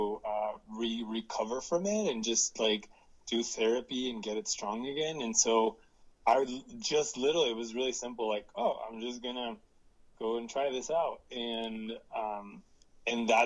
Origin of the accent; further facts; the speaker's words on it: central coast of California, United States; I was born actually in Southern California, and both of my parents are migrant workers, and they already knew California pretty well because they would come in and work every year. And we were lucky to move to a farm in the central coast of California